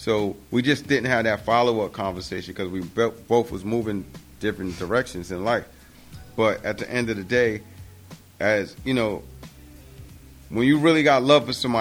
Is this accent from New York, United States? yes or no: yes; New York City, New York, United States; That's the building I grew up in Queensbridge.